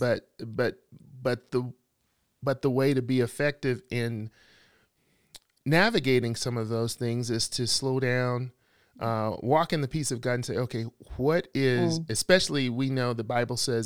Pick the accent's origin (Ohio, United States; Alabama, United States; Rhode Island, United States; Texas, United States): Alabama, United States; I'm from the South. I am from Alabama